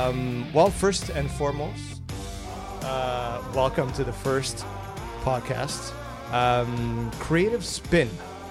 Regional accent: Toronto, Ontario, Canada; We should also say that we're from Toronto

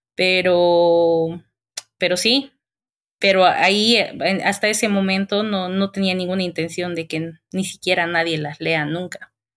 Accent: Colla, western highlands, Bolivia; moved away; Muy coya soy para esta ciudad.

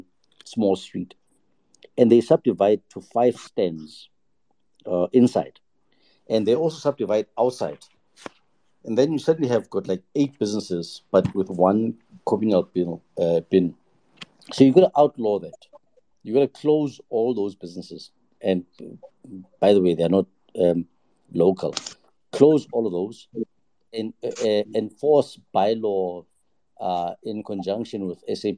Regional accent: Johannesburg, Gauteng, South Africa; I grew up in Joburg. So I was born in Soweto.

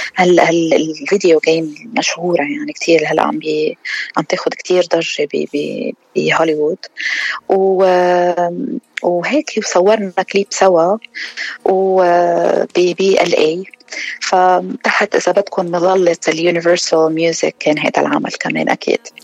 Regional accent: Lebanon; نحن دايماً بلبنان عنا طرطوشة أكتر

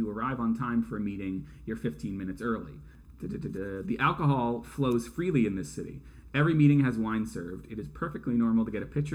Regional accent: New England, United States; us New Englanders

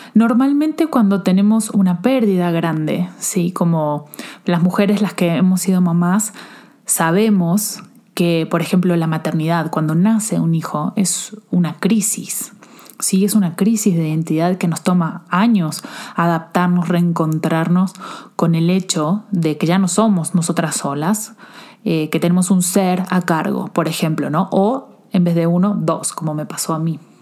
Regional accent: Argentina; now in Mexico; soy argentina

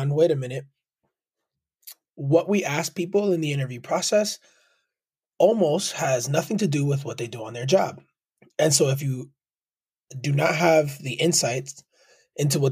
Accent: Lawrence, Massachusetts, United States; also born or lived in Manhattan, New York; I was born in Manhattan, New York, raised by a single mother born in Queens, New York. We moved to Lawrence, Massachusetts

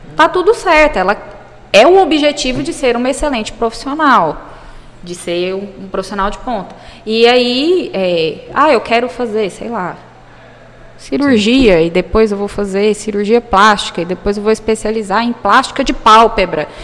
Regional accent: Jataí, Goiás, Brazil; also born or lived in Goiânia; eu sou de Goiás, sou do interior de Goiás, sou de Jataí. Fui para Goiânia para fazer o cursinho

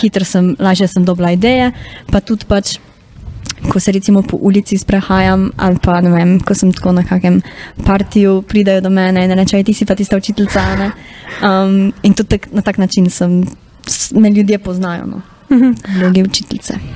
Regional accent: Carinthia, Koroška, Slovenia; accent: Carinthian (koroščina); bila koroščina pač nek moj insecurity

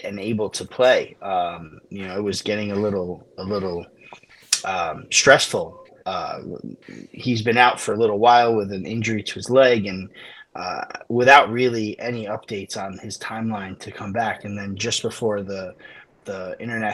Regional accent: United States; also born or lived in Naples (ancestry); My parents came here to the States in 1973. I was born 10 years later, so unfortunately I was born here

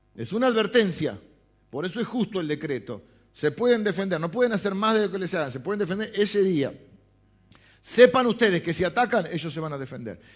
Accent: Argentina; nuestra idiosincrasia como argentinos

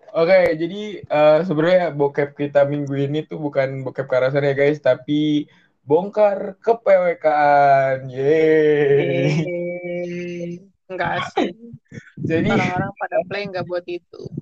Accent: Lampung, Indonesia; Lampung tuh kan gue dari Lampung

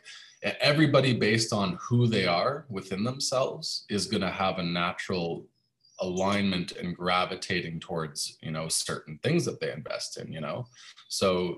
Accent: Canada; moved away as an adult; now in Panama; I moved away from my home country, Canada.

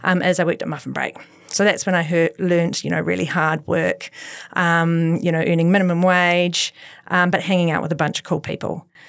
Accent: Christchurch, Canterbury, New Zealand; I am born and bred in Christchurch, so completely went to schools here

